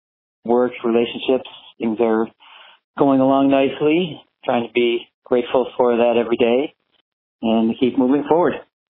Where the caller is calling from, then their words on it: Chicago, Illinois, United States; Hi, I'm calling from Chicago.